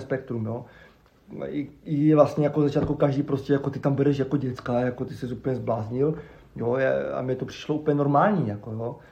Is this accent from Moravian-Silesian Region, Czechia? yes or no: yes; Havířov, Moravian-Silesian Region, Czechia; also born or lived in Ostrava; jsem vyrůstal na Šumbarku, na Starém